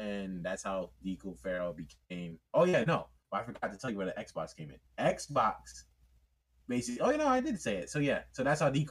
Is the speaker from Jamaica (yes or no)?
yes; Jamaica; also born or lived in United Kingdom; Yeah, I'm Jamaican and British